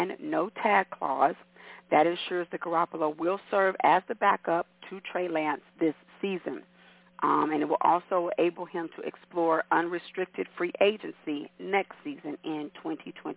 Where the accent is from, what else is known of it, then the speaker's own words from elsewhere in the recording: Kansas City, United States; growing up in Kansas City, It was only a handful of us